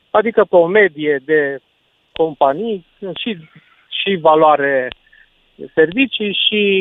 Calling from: Cluj-Napoca, Cluj County, Romania; sunt de la Cluj.

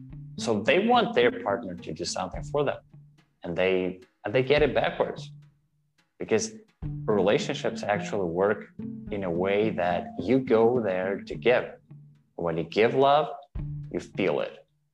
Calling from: Toronto, Ontario, Canada; I'm hailing from Toronto, Ontario, Canada.

